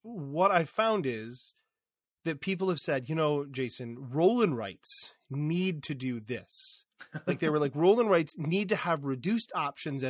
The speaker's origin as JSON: {"language": "English", "region": "Michigan", "country": "United States", "said": "I'm from Michigan."}